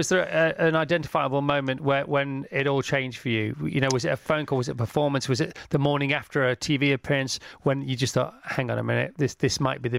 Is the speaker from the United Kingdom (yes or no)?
yes; United Kingdom; even as a Brit